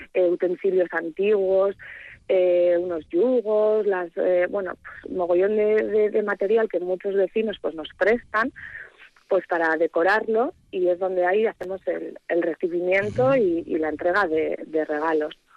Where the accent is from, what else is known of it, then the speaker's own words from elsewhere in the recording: Okondo, Basque Country, Spain; yo soy de siempre de, Ocondo, al final eh, mi familia es aquí